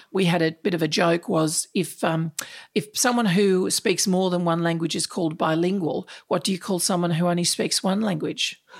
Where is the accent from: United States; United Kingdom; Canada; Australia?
Australia; Sydney, New South Wales; moved away as an adult; now in Melbourne, Australia; I grew up in Sydney, in the Sutherland Shire